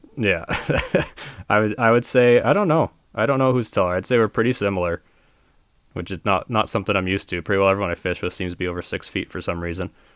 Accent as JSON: {"language": "English", "area": "Buffalo Pound", "region": "Saskatchewan", "country": "Canada", "tie": "born or raised there", "said": "it all started at Buffalo Pound for me"}